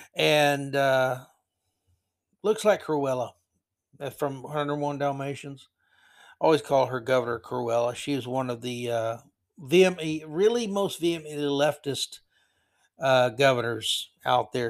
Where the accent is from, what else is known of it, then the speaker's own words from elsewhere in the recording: Florida, United States; growing up in Florida in the seventies